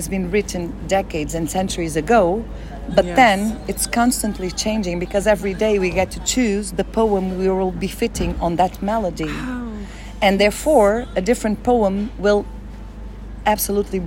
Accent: Braga, Norte, Portugal; I'm from Braga. It's a city nearby.

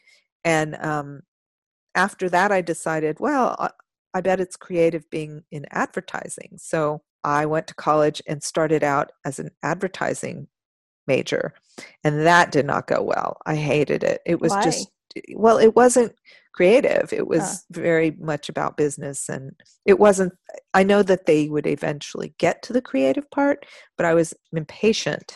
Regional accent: Austin, Texas, United States; I grew up in Austin. Oh, I wasn't born here, but I grew up here

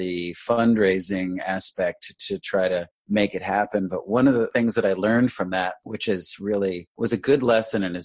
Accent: Westchester County, New York, United States; I came back home, which I grew up in Westchester County in New York

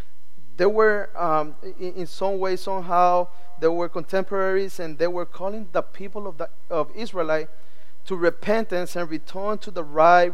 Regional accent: Nicaragua; English is a second language; now in Miami, United States; Although I'm from Nicaragua, and I feel like I'm home in our country. They know that some of our culture has changed. Some of my no longer the Nicaraguan slangs and the accents is no longer there. It's like because we live in Miami

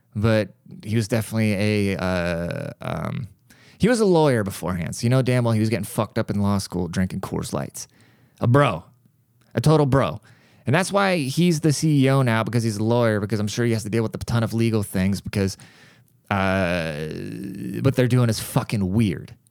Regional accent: United States

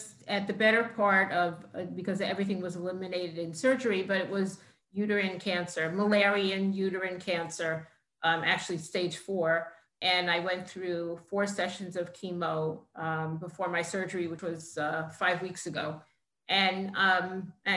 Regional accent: New York City, New York, United States; I grew up in Queens, New York, in Kew Garden Hills

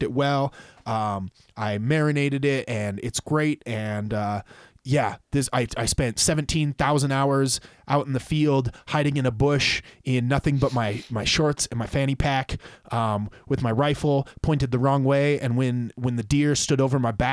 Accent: Montana, United States; we're from Montana

